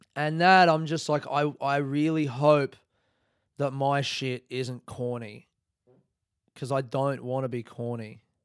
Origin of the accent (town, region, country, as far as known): Australia; now in Melbourne, Australia